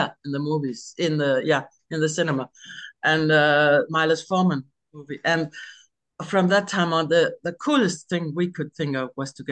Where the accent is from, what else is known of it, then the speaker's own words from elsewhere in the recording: Denmark; I'm from Denmark.